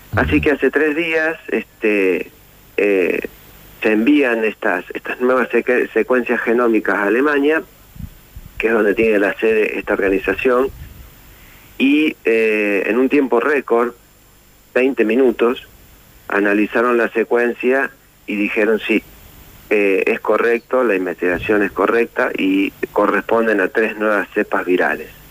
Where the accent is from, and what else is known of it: Argentina